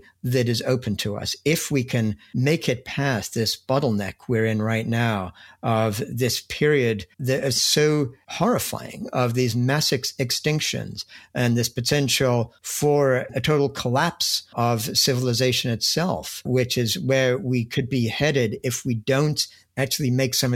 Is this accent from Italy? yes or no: no; England, United Kingdom; moved away as an adult; also born or lived in Cambridge, England; now in United States; I grew up in England. When I was a student at Cambridge